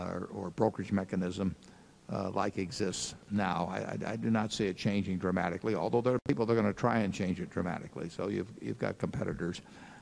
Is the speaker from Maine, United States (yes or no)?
no; Omaha, Nebraska, United States; And I guess they thought because I was from Omaha that, you know, one time and they'd be rid of me.